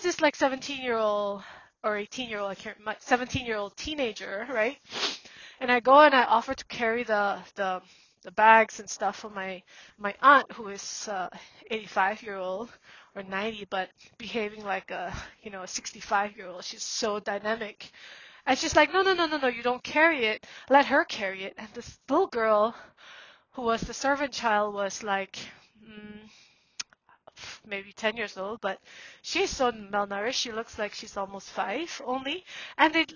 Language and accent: English; Singapore; also born or lived in Myanmar; I went back to Burma when I was 17, and I grew up in Singapore